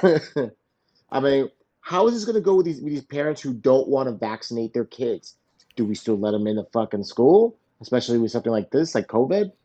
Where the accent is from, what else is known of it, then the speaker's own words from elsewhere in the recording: South Florida, United States; I grew up here in South Florida